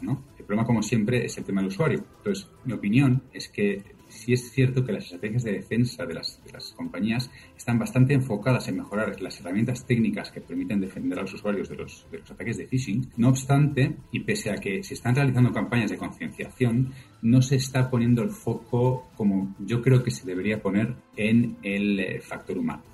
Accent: Spain; Vengo de España.

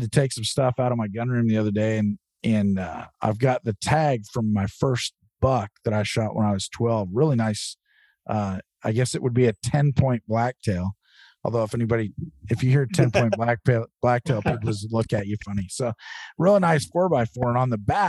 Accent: Oregon, United States; this is my home state, Oregon

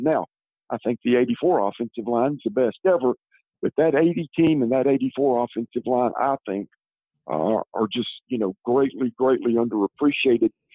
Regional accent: Columbia, South Carolina, United States; also born or lived in Georgia / Irmo, South Carolina; I'm from Columbia, like you said, and we lived here until 1973. And in 73, my dad moved our family to Georgia

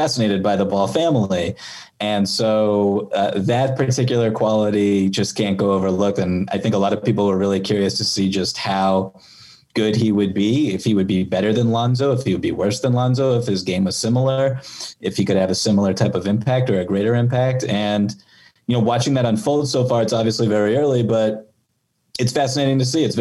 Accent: Boston, Massachusetts, United States; I'm from Boston

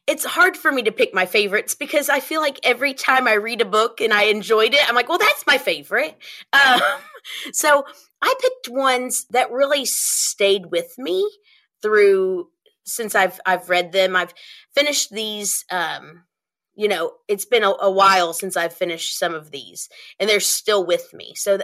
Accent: Lexington, United States; I grew up in Lexington, so it was the same thing in Lexington too.

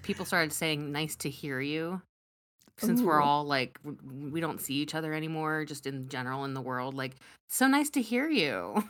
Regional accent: Columbus, Ohio, United States; born or raised there; also born or lived in Pittsburgh, Pennsylvania

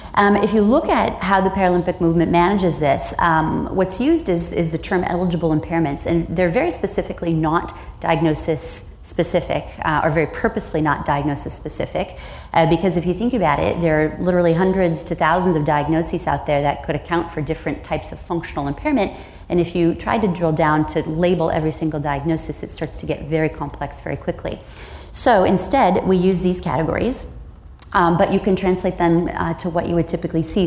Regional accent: Iowa, United States; I grew up in the Midwest um, on a farm, and I'm a farm kid

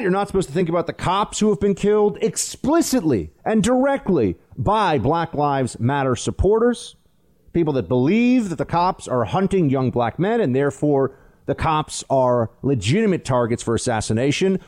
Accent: New York City, New York, United States; It's my hometown, too

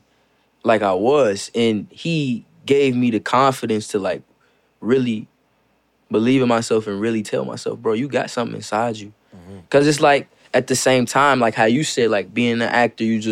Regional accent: Gary, Indiana, United States; I grew up in Gary, Indiana

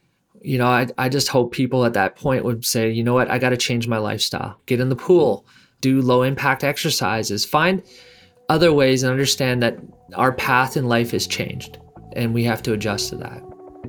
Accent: Canada; moved away as an adult; also born or lived in Miami, United States; now in United States; I grew up in Canada. I came to the United States

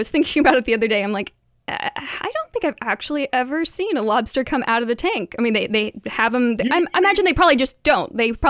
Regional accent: Mingo County, West Virginia, United States; So in Mingo County in West Virginia, when I was growing up

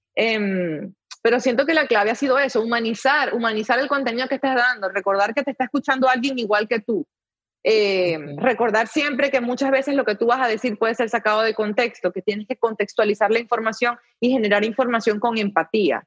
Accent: Venezuela; now in United States; en mi país, antes de que llegara todo esto, era un país en el que realmente no era, no era tan difícil surgir

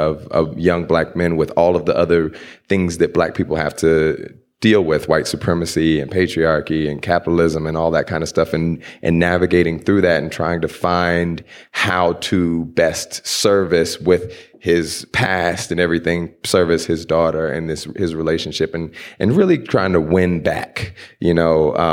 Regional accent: Houston, Texas, United States; The last slaves were in Galveston, which is right outside of where I grew up in Houston.

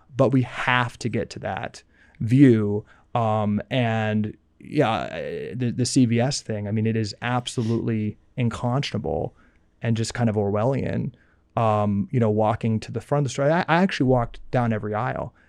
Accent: United States

